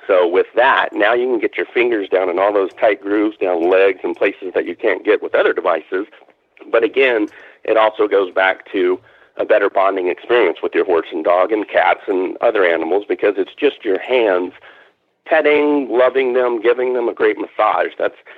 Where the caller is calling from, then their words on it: Fort Worth, Texas, United States; Yeah, south of Fort Worth, Texas. So Dallas-Fort Worth area.